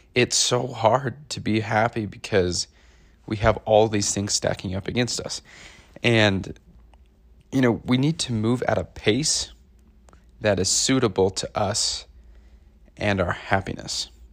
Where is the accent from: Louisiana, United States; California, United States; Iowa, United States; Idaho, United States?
Idaho, United States; growing up in Idaho, growing up in conservative Idaho